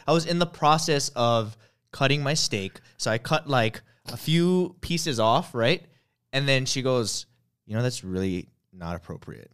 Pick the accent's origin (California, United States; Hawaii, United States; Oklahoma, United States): Hawaii, United States; I grew up in Hawaii